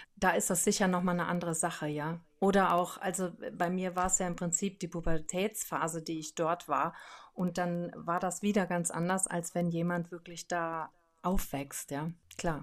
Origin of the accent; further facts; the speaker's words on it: Brohltal, near Lake Laach, Rhineland-Palatinate, Germany; also born or lived in Andernach; bin im Pohltal aufgewachsen. Das ist da am Dach Breslacher See